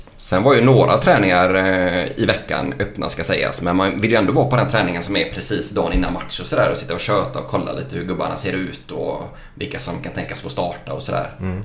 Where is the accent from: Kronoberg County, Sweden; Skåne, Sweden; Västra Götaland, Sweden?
Västra Götaland, Sweden; Lysekil; jag kommer från Lysekil från början.